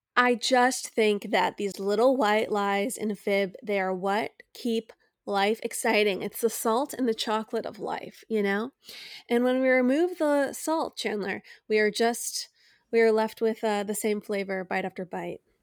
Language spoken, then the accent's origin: English; United States; as American citizens